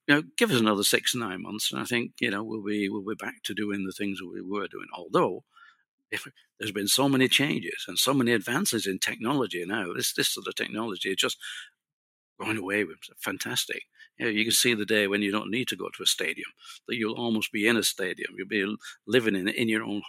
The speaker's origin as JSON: {"language": "English", "country": "United Kingdom", "said": "being British and speaking English"}